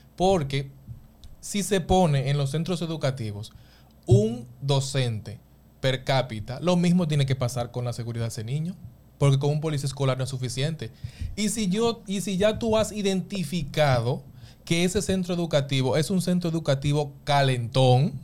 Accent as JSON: {"language": "Spanish", "region": "San Pedro de Macorís", "country": "Dominican Republic", "said": "Nosotros que somos de San Pedro de Macorís"}